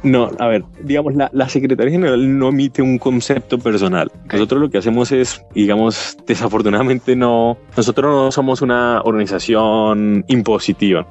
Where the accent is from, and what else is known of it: Colombia; now in Washington, United States